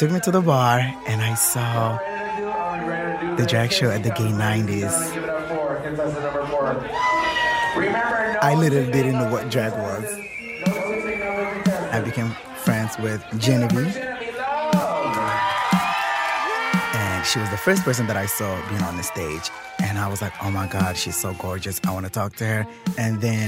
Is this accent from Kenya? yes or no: yes; Kenya; now in Minnesota, United States; I grew up in Kenya with my grandmother